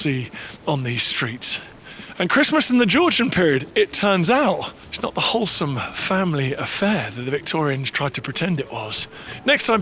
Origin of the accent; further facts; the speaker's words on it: London, United Kingdom; I was born here in Islington